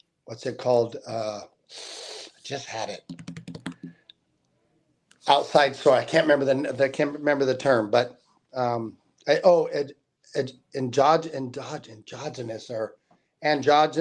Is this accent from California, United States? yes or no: yes; South Lake Tahoe, California, United States; also born or lived in Las Vegas; I'm from South Tahoe High School